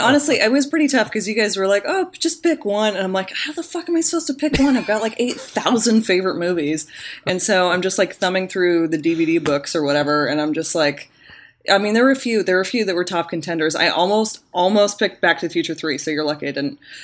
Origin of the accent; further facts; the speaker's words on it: the Valley, Northern California, United States; we were born and kind of, we grew up in Northern California, but we also grew up in the Valley.